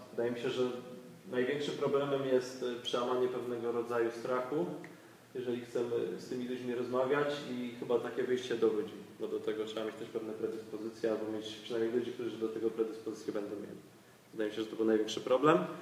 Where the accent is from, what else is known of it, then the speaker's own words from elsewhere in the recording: Gliwice, Silesian Voivodeship, Poland; ja akurat z Gliwic